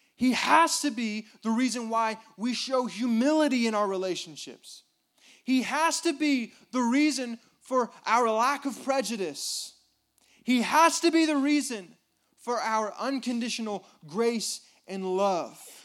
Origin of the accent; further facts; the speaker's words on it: United States; I'm an American